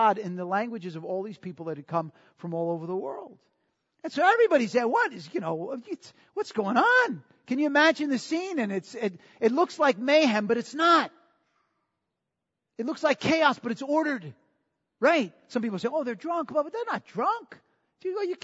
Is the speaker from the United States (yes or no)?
yes; New York, United States; I'm from New York